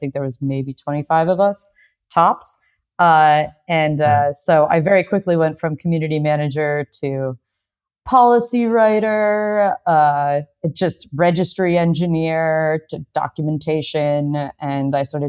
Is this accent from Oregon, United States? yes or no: no; New York City, New York, United States; moved away as an adult; now in Austin, United States; So I just moved to Austin, Texas earlier this year. I'm originally from New York City.